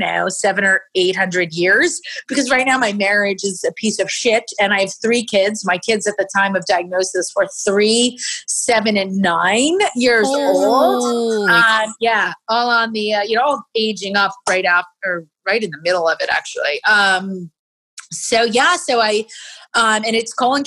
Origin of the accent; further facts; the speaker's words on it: Princeton, New Jersey, United States; my hometown of Princeton